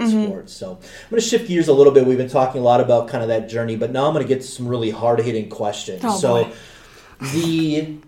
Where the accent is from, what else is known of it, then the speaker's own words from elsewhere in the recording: Wisconsin, United States; now in Duluth, United States; growing up in Wisconsin, you know, we knew what hockey was